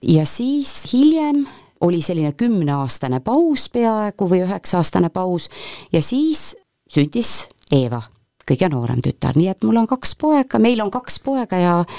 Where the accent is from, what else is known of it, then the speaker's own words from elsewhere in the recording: Põltsamaa, Jõgeva County, Estonia; mina olen läbi ja lõhki Põltsamaa tüdruk ma olen, eh, olen sündinud Põltsamaal